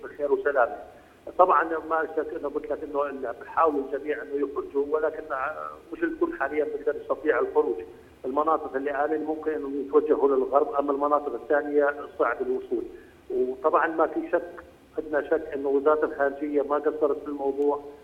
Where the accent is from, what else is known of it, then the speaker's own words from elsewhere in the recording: Jordan; now in Ukraine; احنا كجاليه اردنيه